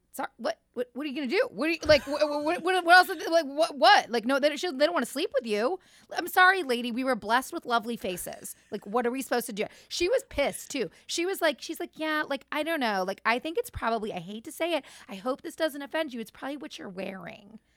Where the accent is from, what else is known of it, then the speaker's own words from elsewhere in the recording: Cleveland, Ohio, United States; we're from Cleveland